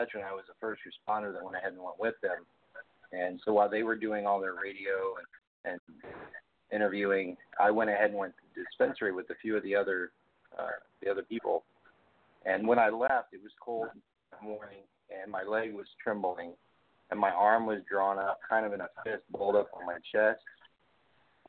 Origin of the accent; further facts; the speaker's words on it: Texas, United States; moved away as an adult; in the state of Texas where you're at, where my home state is